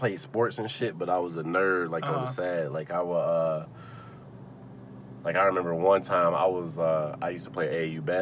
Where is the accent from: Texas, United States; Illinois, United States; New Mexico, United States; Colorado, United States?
Illinois, United States; South Holland; moved away; I grew up in South Holly.